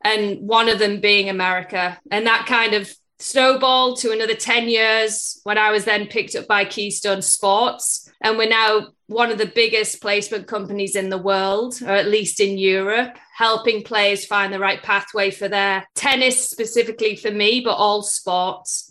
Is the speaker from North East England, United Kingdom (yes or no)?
yes; Middlesbrough, North East England, United Kingdom; moved away as an adult; also born or lived in United States; I'm originally from England in the northeast, a town called Middlesbrough